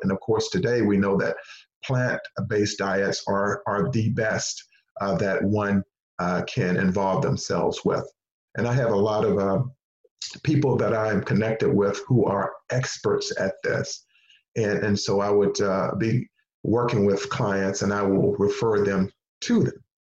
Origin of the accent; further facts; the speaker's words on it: Henderson, North Carolina, United States; moved away; the school system where I grew up in Henderson, North Carolina